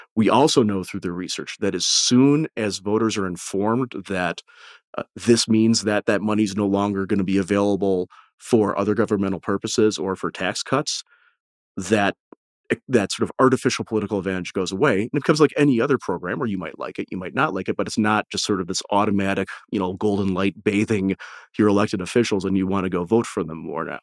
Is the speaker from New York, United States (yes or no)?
no; Detroit, Michigan, United States; I'm from the Detroit area